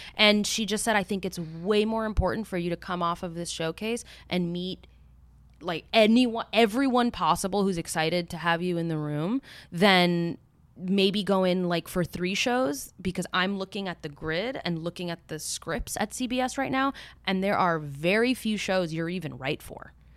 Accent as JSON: {"language": "English", "town": "Miami", "region": "Florida", "country": "United States", "tie": "born or raised there", "also_born_or_lived": "New York City / Bogota, Colombia", "moved": "yes", "said": "I grew up in Miami. like in Coconut Grove"}